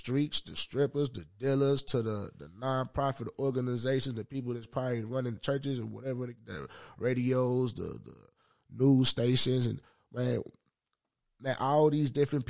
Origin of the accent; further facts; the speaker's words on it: Southern United States, United States; I'm from the South and I'm into music and shit.